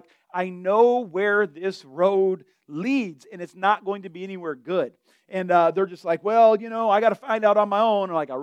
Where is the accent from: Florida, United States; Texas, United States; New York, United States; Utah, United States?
Florida, United States; Delray Beach; I'm from Florida.